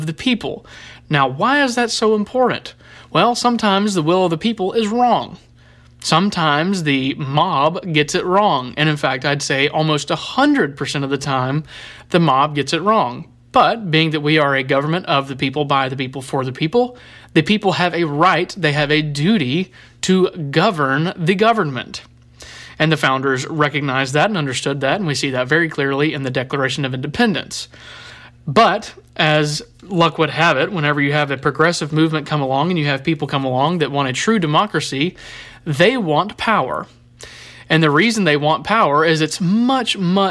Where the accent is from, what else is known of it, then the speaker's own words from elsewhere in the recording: Florida, United States; my home state's Florida